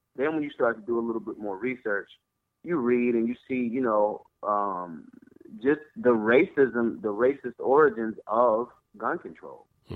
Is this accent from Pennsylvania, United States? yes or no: yes; Philadelphia, Pennsylvania, United States; I'm from Philly